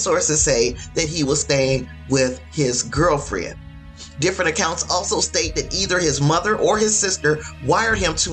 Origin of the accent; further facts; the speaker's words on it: Gary, Indiana, United States; Indiana, of course, is my home state. I'm from Gary, Indiana